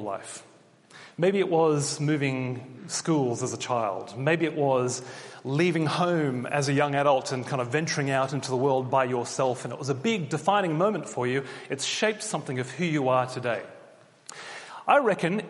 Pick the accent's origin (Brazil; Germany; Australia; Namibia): Australia; moved away as an adult; now in Oxford, United Kingdom; when you're living as an Australian in the UK, and we've been here 2.5 years now